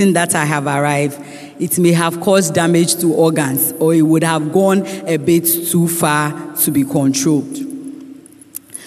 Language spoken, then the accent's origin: English; Ghana; As Ghanaian women